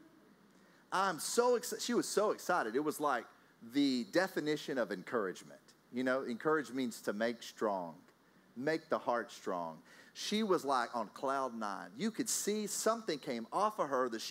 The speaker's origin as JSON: {"language": "English", "region": "Texas", "country": "United States", "moved": "yes", "lives_now": "Austria", "said": "I'm from Texas. I live in Austria"}